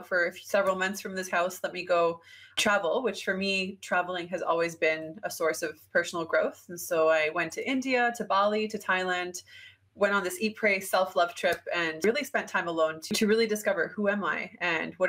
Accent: Canada; moved away as an adult; I'm Canadian

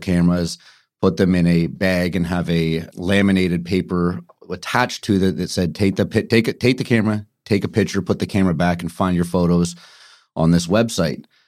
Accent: Vancouver, British Columbia, Canada; moved away as an adult; now in Toronto, Canada; born and raised in Kitsilano, and then lived, uh, lived on the North Shore until about twelve years old

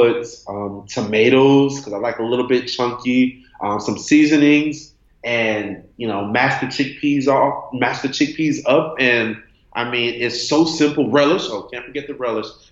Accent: Miami, Florida, United States; I'm from Miami, Florida

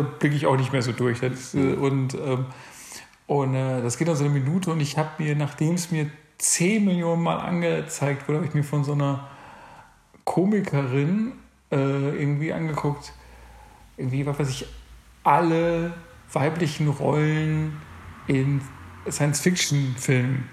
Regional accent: North Rhine-Westphalia, Germany; moved away; also born or lived in Berlin; ich komme ja auch ursprünglich aus NRW

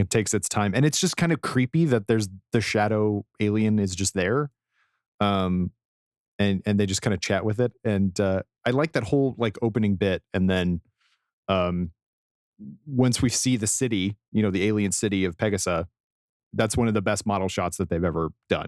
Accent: Colorado, United States; I grew up in Colorado and had to do a lot of mountain roads where there's nowhere to go

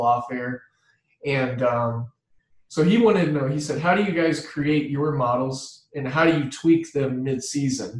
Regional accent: Midwest, United States; I'm from the Midwest

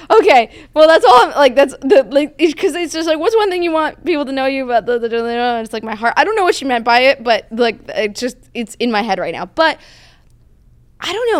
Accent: outside of New York City, New Jersey, United States; now in California, United States; I grew up outside of New York City

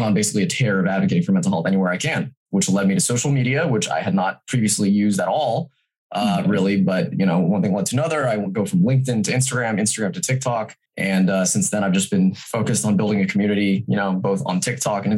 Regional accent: Folsom, California, United States; I was raised in Folsom, California

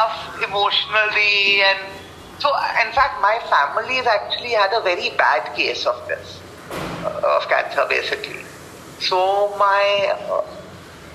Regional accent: Bangalore, Karnataka, India; I'm born and brought up in Bangalore.

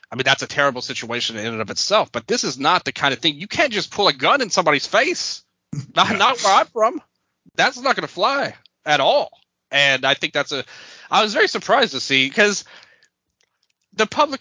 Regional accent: Memphis, Tennessee, United States; I was born and raised in Memphis, Tennessee, and North Memphis on top of it, Fraser area.

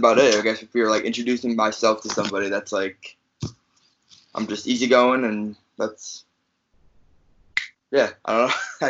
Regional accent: Chicago, Illinois, United States; also born or lived in New Jersey; I'm from Chicago, but I was originally born in New Jersey. So, growing up, I would watch wrestling with my cousins.

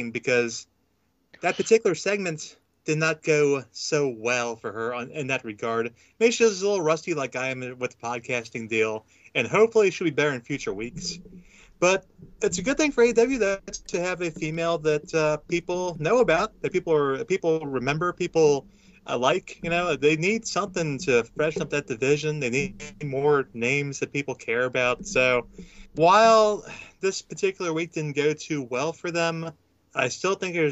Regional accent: Edgewood, Kentucky, United States; accent: southerner; I'm from Kentucky. We don't talk right down here

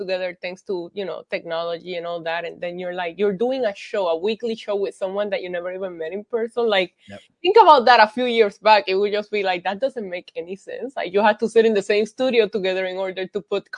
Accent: Puerto Rico; moved away; I grew up in Puerto Rico.

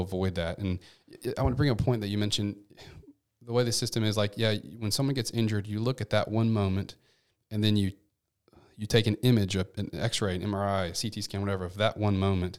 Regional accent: Memphis, Tennessee, United States; also born or lived in Seattle; I'm from Memphis, born and raised, nine oh one

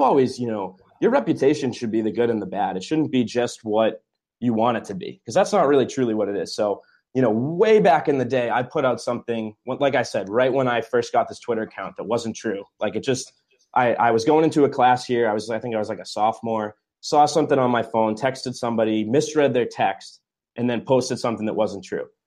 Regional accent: New England, United States; I'm obviously from New England

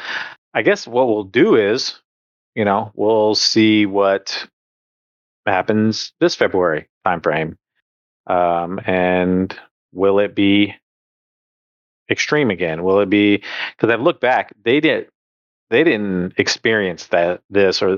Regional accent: California, United States; moved away as an adult; now in Texas, United States; back in California, where we were from

